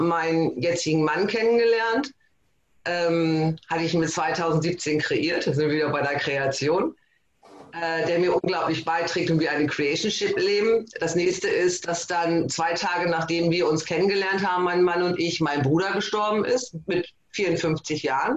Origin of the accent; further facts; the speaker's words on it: Emden, Lower Saxony, Germany; ich komme aus Emden, das ist Ostfriesland